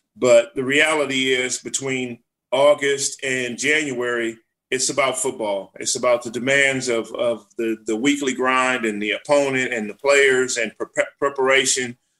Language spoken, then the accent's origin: English; Los Angeles, California, United States; I was able to grow up there with my brother, my mother, uh, single parent home